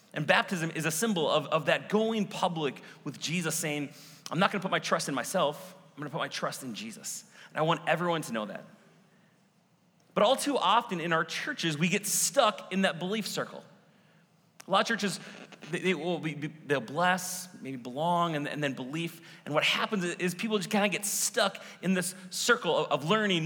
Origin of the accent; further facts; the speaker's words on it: Maple Grove, Minnesota, United States; also born or lived in Denver, Colorado; I grew up in Minnesota, here actually in Maple Grove